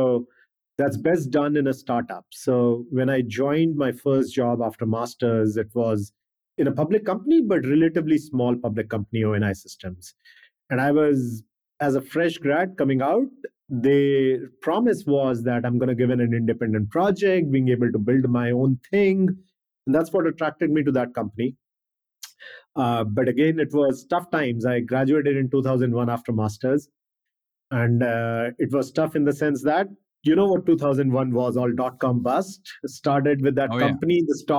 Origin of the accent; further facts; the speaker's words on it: India; India, growing up in India and education system, India is always about being the best.